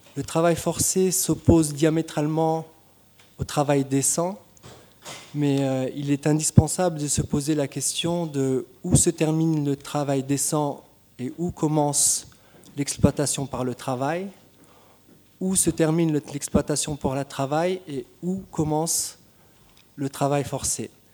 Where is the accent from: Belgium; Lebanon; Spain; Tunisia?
Tunisia; je suis tunisien